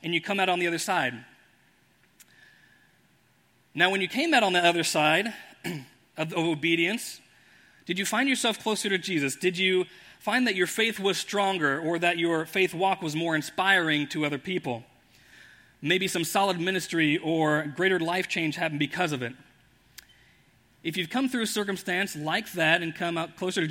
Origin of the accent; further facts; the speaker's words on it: Indianapolis, Indiana, United States; I grew up in Indianapolis